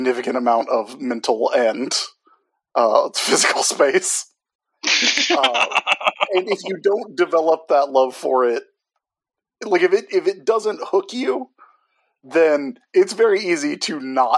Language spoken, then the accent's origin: English; South Carolina, United States; growing up in South Carolina